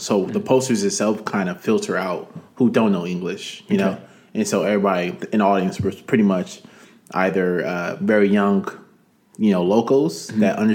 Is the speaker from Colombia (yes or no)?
no; Nigeria; I'm Nigerian myself